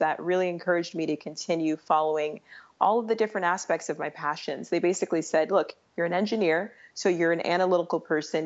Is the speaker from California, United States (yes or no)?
yes; San Diego, California, United States; also born or lived in Los Angeles / San Francisco / Sacramento; I am a Southern California millennial. I grew up in San Diego